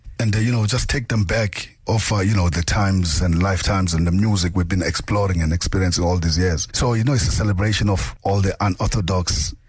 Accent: Johannesburg, Gauteng, South Africa; the community we're coming from Yeovil.

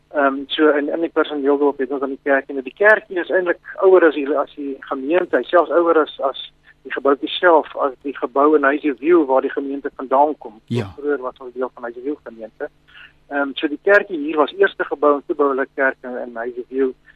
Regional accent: Pretoria, Gauteng, South Africa; moved away as an adult; also born or lived in Bloemfontein / Sabie / Skukuza; ek is in Bloemfontein gebore in 1955 en toe het ons van daar verhuis na Pretoria toe waar ons nou maar ah, die res van my lewe gebly het totdat ek nou begin werk het. Ek het ja. daar skool gegaan

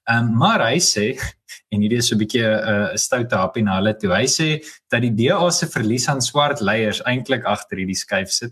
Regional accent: Johannesburg, Gauteng, South Africa; Ek is gebore en getoe Johannesburger

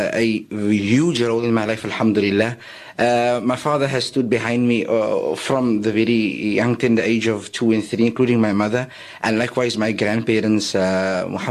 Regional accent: Cape Town, Western Cape, South Africa; also born or lived in Bayview / Strandfontein / Goodwood; I was born in the area of Colorado Park in Mitchell's Plain

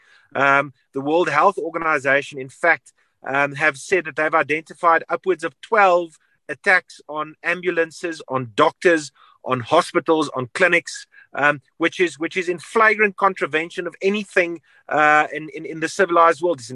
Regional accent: South Africa; As a South African, I'm pretty embarrassed

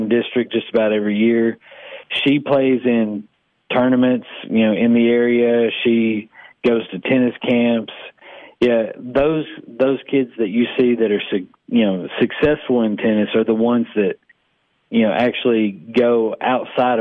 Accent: Sparta, Tennessee, United States; I grew up in Sparta, Sparta native

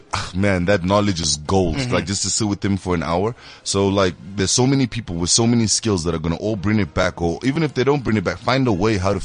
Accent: South Africa; also born or lived in Zimbabwe; I grew up in South Africa. Yeah. I was here from 1994. I did, like, my whole life out here.

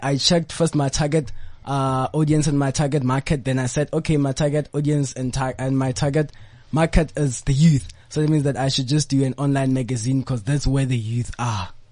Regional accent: Rustenburg, North West, South Africa; I'm from the Platinum Province. I'm from the Northwest Province and Rustenburg

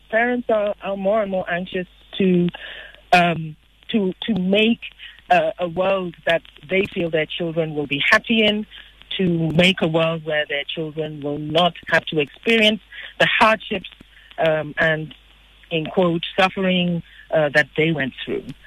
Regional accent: Nigeria; I'm Nigerian.

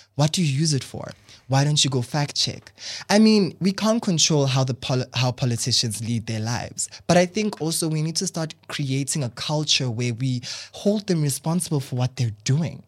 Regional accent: South Africa; I'm South African

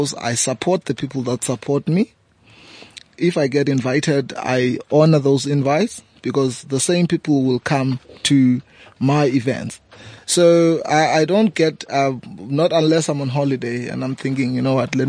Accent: South Africa; moved away as an adult; now in Johannesburg, South Africa; I've created an event back home 6 years ago, a homecoming reunion, and that event today it's quite the biggest event in my hometown

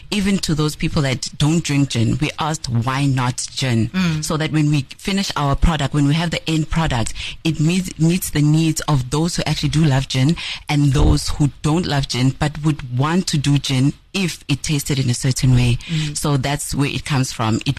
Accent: Nelspruit, Mpumalanga, South Africa; moved away; also born or lived in Cape Town; is a, a young woman um, who is born and bred in Nelspruit. Um, I furthered my studies in Cape Town

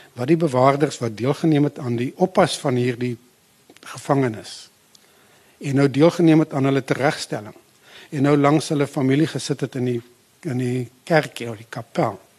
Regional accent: the Bushveld by the Limpopo, South Africa; moved away as an adult; also born or lived in Pinetown / Potchefstroom; ek het eintlik maar daar in die Bosveld teen die Limpopo groot geword waar my familie 'n plaas gehad

